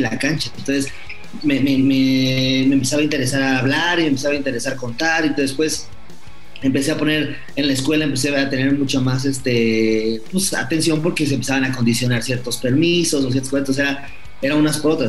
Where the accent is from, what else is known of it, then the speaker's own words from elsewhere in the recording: Mexico; cuando yo estaba muy chiquito, iba a ver a un equipo aquí en México